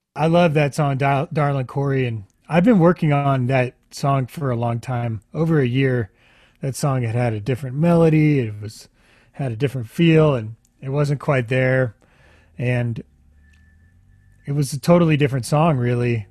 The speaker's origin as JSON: {"language": "English", "town": "Houston", "region": "Texas", "country": "United States", "tie": "born or raised there", "said": "I grew up in Houston and grew up uh, on the Gulf Coast a lot"}